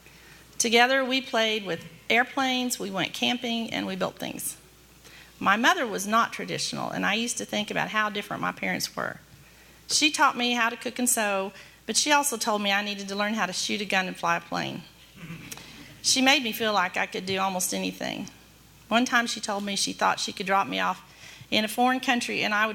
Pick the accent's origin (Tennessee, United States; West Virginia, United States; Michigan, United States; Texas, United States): Texas, United States; Dallas; I was born in Dallas 2 months early